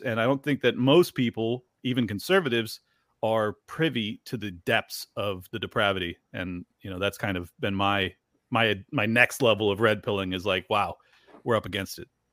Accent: San Diego, California, United States; I grew up in San Diego and had a lot of Mexican friends

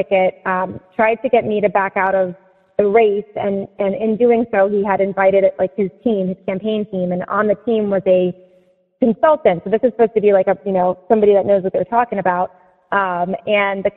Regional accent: Seneca Falls, New York, United States; now in Palm Beach County, Florida, United States; I grew up in Seneca Falls, New York, in part

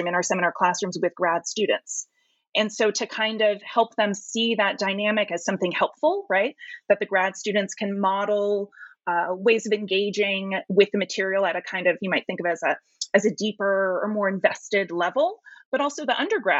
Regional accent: San Francisco, California, United States; I'm from San Francisco. So I grew up going to the De Young Museums

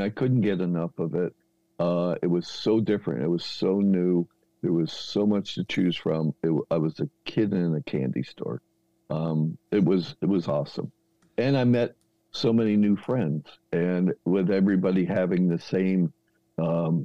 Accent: New Jersey, United States; moved away as an adult; also born or lived in Santa Barbara, California; I'm in New Jersey at the time, born and raised.

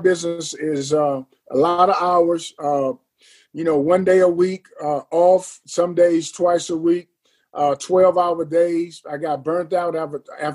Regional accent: Long Beach, California, United States; moved away as an adult; now in Atlanta, United States; I'm originally from the LBC, Long Beach, California.

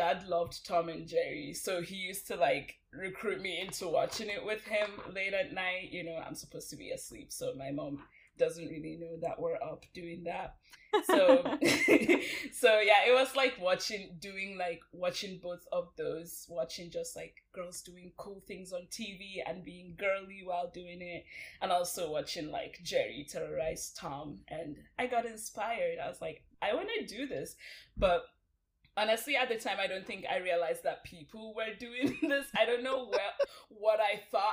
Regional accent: Northern Nigeria, Nigeria; moved away; also born or lived in Los Angeles; But I'm actually originally from Nigeria, specifically Northern Nigeria

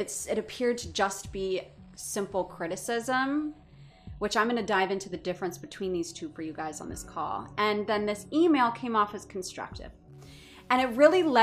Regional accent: Orange County, California, United States; moved away; I was born and raised in Orange County

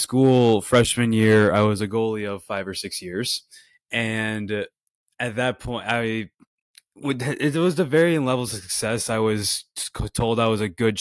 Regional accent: Livonia, Michigan, United States; moved away as an adult; now in Israel; I'm from Livonia, Michigan.

